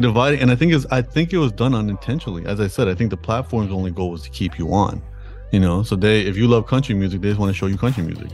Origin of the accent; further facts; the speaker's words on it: Toronto, Ontario, Canada; I was born in, in Toronto, Canada